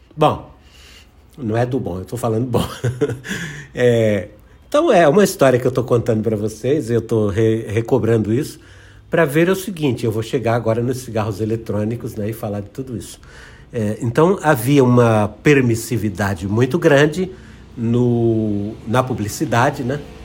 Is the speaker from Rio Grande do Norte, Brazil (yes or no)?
yes; Rio Grande do Norte, Brazil; eu comecei minha carreira como jornalista em rádio no interior do Rio Grande do Norte, onde eu nasci, no Rio Grande do Norte